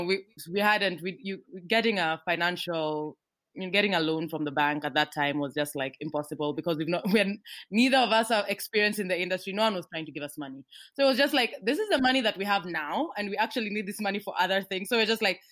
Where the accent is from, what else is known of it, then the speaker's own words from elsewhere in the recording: Kenya; I'm a Kenyan girl who writes comics